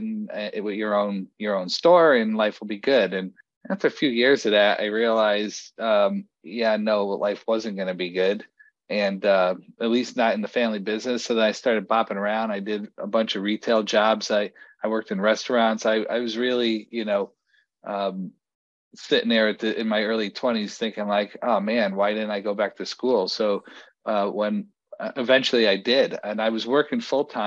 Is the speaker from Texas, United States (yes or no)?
no; Bridgeport, Connecticut, United States; also born or lived in Fairfield County, Connecticut / New Haven, Connecticut; now in Colchester, United States; I moved around Fairfield County growing up, and ultimately wound up in Bridgeport, Connecticut